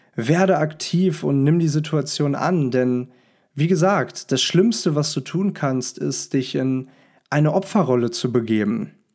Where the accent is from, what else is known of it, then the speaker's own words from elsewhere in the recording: Hanover, Lower Saxony, Germany; moved away; Ich sitze hier gerade in Hannover, meiner Heimatstadt